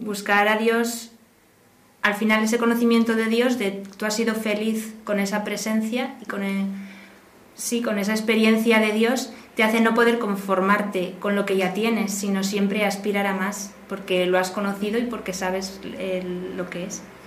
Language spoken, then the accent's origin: Spanish; Burgos, Castile and León, Spain; now in Madrid, Spain; soy de Burgos y estoy trabajando aquí en Madrid